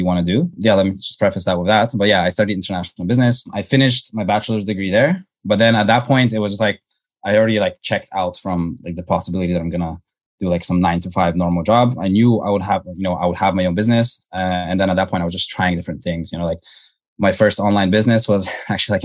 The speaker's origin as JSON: {"language": "English", "town": "Toronto", "region": "Ontario", "country": "Canada", "tie": "born or raised there", "said": "I grew up in Canada. So grew up in suburban Toronto"}